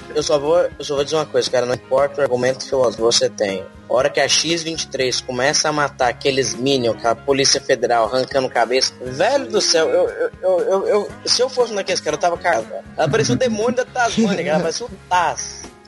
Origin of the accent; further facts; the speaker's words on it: Goiás, Brazil; eu sou de Goiás